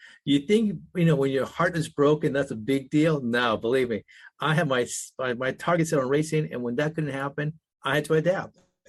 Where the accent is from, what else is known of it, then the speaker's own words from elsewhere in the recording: United States; born there; first language Spanish; English is a second language; And now English is my second language. Even though I was born in the United States, I was very fluent in Spanish. My Spanish was so perfect that you would think I was Argentinian and not an American.